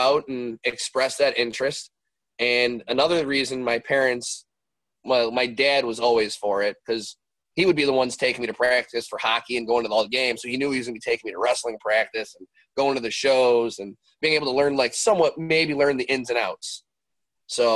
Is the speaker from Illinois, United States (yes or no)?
yes; Westmont, Illinois, United States; also born or lived in Darien, Illinois; So I grew up in the west suburbs of Chicago. I've always been out here. I grew up in Westmont, and later on in life, we would move from Westmont to Darien.